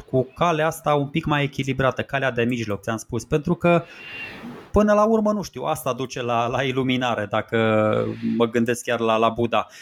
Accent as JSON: {"language": "Romanian", "country": "Romania", "said": "suntem români"}